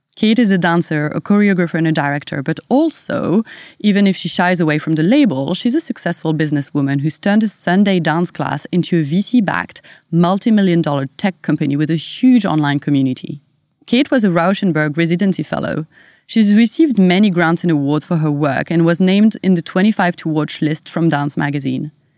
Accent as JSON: {"language": "English", "country": "France", "accent": "French", "second_language": "English", "moved": "yes", "said": "my French accent"}